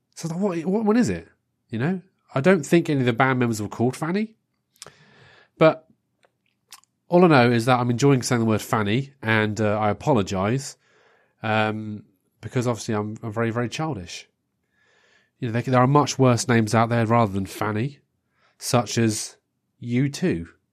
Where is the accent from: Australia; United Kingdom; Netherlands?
United Kingdom; England; being English